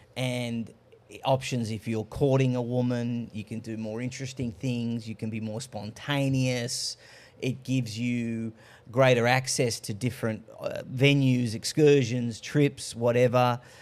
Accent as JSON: {"language": "English", "country": "Australia", "tie": "born or raised there", "said": "I was born in Australia, but I'm of Greek heritage."}